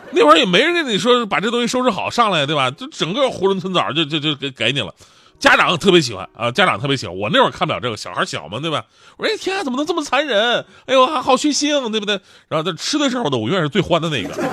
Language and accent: Chinese; Northeast China, China; 作为一个东北人呢，我东北人